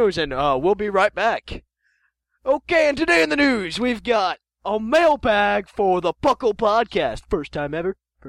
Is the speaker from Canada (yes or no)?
yes; Canada; Because we're Canadians.